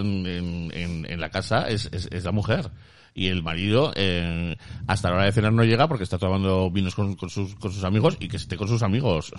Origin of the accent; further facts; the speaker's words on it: Basque Country, Spain; yo soy vasco